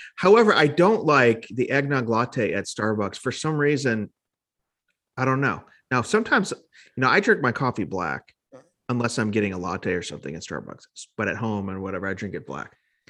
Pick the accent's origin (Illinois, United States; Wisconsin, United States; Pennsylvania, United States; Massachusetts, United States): Illinois, United States; Chicago; now in Nashville, United States; Born and raised in Chicago area.